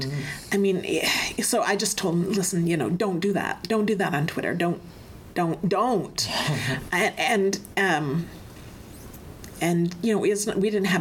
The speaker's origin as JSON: {"language": "English", "town": "Hinton", "region": "Alberta", "country": "Canada", "tie": "born or raised there", "said": "the area that I grew up, which is Hinton, Alberta"}